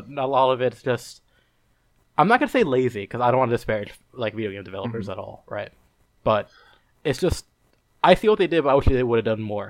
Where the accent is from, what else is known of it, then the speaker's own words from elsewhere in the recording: New York, United States; Oh, because I'm from New York.